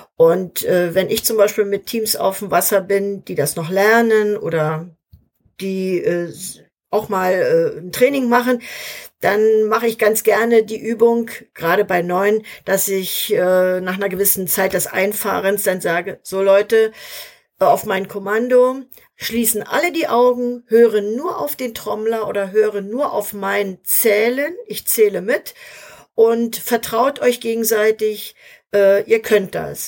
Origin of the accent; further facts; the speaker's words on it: Schwerin, Mecklenburg-Vorpommern, Germany; in Schwerin, in meiner Heimatstadt